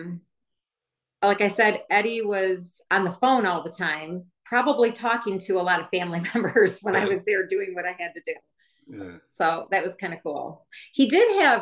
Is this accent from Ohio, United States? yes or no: no; Michigan, United States; I was from Michigan